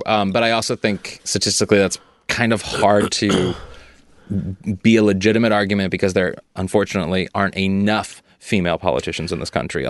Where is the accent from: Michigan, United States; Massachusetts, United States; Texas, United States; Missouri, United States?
Missouri, United States; Missouri, my home state